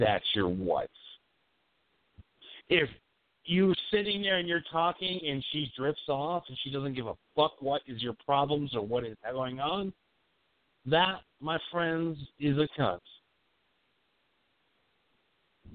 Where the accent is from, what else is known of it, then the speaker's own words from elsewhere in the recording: Appleton, Wisconsin, United States; accent: Wisconsin; I grew up in that fucking Wisconsin up there in Appleton, you know? I got that fucking accent